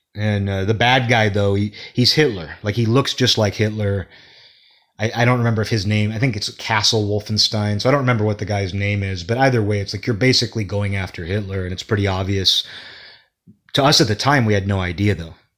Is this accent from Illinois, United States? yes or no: no; Seattle, Washington, United States; I'm from Seattle